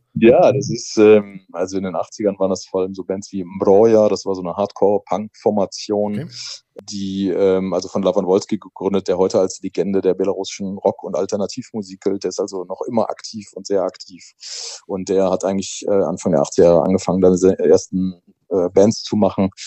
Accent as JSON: {"language": "German", "country": "Germany", "tie": "born or raised there", "said": "ich bin ja halt in der BRD groß geworden"}